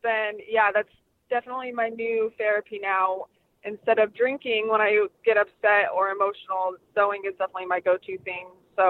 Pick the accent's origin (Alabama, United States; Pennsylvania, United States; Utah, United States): Utah, United States; Sandy; moved away as an adult; now in Phoenix, United States; I am 26. I'm originally from Sandy, Utah, and I moved to Phoenix, Arizona about 8 years ago now.